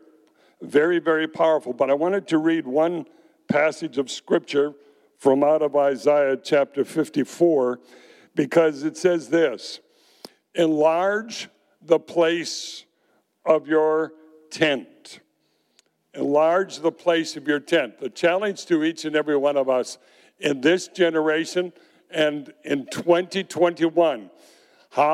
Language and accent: English; Zion, Illinois, United States; moved away; growing up in Zion, Illinois, north of Chicago